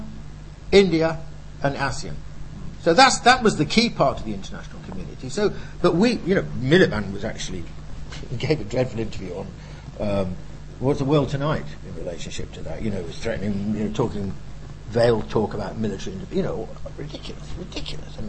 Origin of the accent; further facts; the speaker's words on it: United Kingdom; I'm British, you know, and European